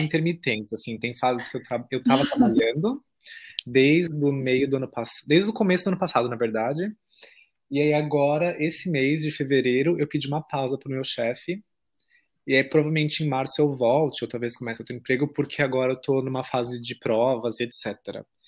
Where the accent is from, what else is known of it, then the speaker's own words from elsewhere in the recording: São Paulo, Brazil; moved away as an adult; now in Germany; não consegui morar em cidade pequena, porque eu sou paulistano.